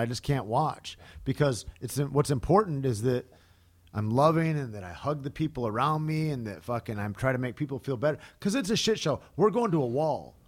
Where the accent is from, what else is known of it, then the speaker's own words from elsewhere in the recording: United States; as an American that's been in sports for fucking a couple of decades